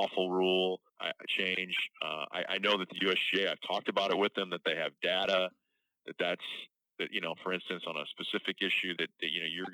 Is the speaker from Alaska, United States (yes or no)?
no; St. Louis, Missouri, United States; I don't say I'm from St. Louis, Missouri